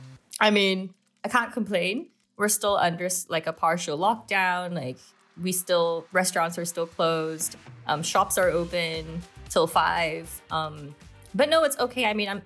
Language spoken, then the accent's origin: English; Hong Kong; first language English; moved away as an adult; now in Amsterdam, Netherlands; I grew up in Hong Kong my whole life, born and raised. My mom is Macanese-Filipino and my dad is British.